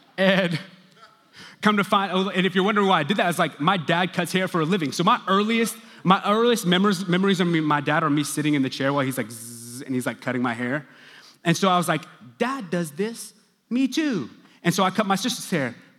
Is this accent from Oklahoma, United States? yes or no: yes; Stillwater, Oklahoma, United States; now in Dallas, United States; I grew up in Stillwater, Oklahoma